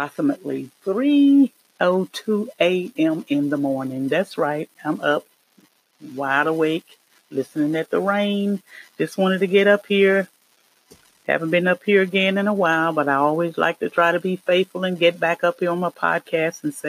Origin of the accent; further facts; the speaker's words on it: North Carolina, United States; I am from the Carolinas, North Carolina